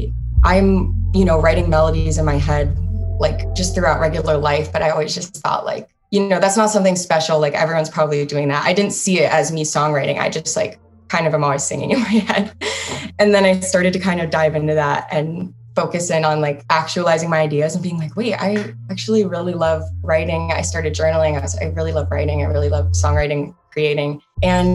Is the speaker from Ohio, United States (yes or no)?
yes; Cleveland, Ohio, United States; moved away as an adult; also born or lived in Charlotte; now in Nashville, United States; I am from Cleveland, Ohio. That's where I lived most of my life.